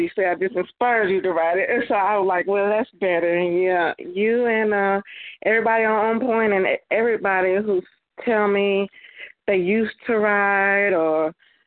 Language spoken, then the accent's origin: English; Chicago, Illinois, United States; I'm from Chicago